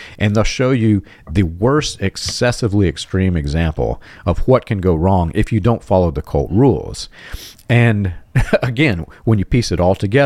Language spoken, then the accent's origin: English; Georgia, United States; moved away; I grew up in Georgia